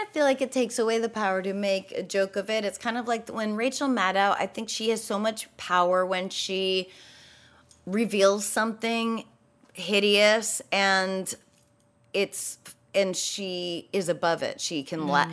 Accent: New Hampshire, United States; I grew up in New Hampshire

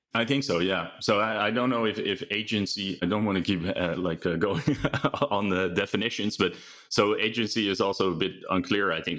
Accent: Netherlands; moved away as an adult; also born or lived in United Kingdom / New York / Utrecht; now in California, United States; I'm originally from Holland, but I live in California

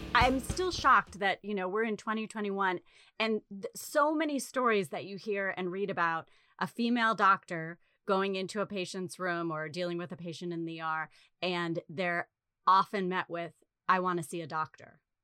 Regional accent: New England, United States; moved away; also born or lived in Chicago / Los Angeles; growing up in New England

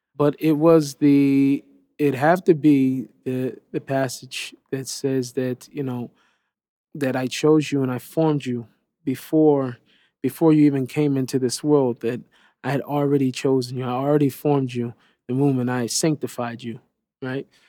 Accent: Seattle, Washington, United States; I grew up in Seattle

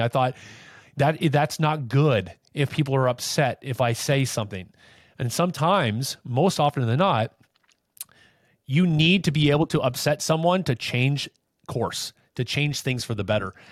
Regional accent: Anaheim, California, United States; I grew up in Anaheim

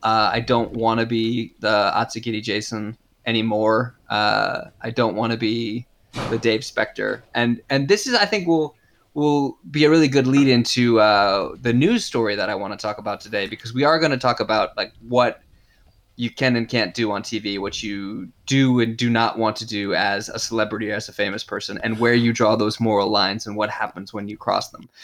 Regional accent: United States; moved away as an adult; now in Japan; they credited me as American

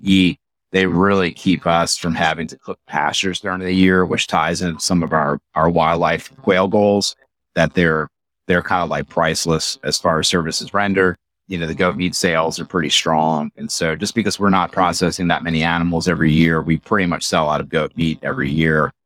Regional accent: Metairie, Louisiana, United States; I'm from New Orleans, so I grew up, you know, eight miles from downtown New Orleans in Metairie

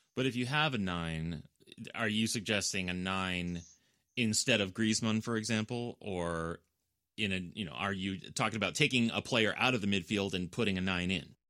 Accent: United States; I'm an American

